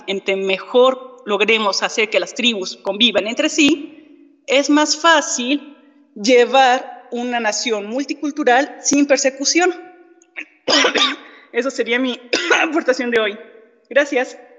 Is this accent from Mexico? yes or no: yes; Mexico